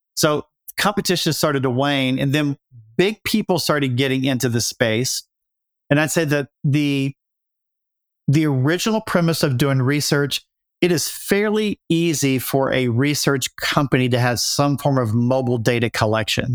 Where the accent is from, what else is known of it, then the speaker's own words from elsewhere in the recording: Appalachia, United States; moved away as an adult; I grew up in Appalachia